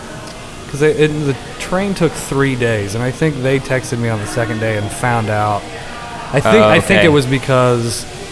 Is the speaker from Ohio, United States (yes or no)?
no; Indiana, United States; moved away as an adult; also born or lived in Portland; I would tell people I was from Indiana, but then I learned really, really quickly not to tell anybody that I'm a transplant from the Midwest